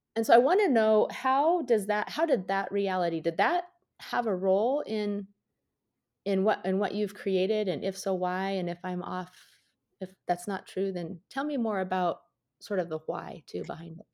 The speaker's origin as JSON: {"language": "English", "area": "outside Seattle", "region": "Washington", "country": "United States", "tie": "born or raised there", "said": "I grew up outside Seattle"}